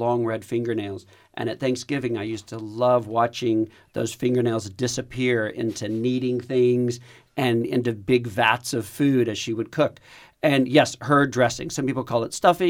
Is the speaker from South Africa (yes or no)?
no; Texas, United States; I'm Texan